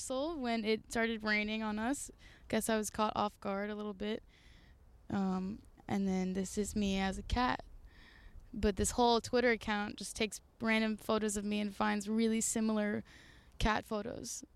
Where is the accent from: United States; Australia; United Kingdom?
United States; Carlisle, Massachusetts; also born or lived in Concord, Massachusetts; I grew up in Carlisle, Massachusetts, and that was the one country store in the center of town